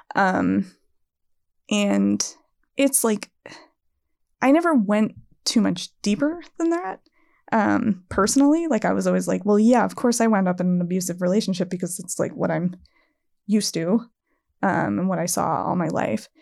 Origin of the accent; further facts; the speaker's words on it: East Coast, United States; I'm from the East Coast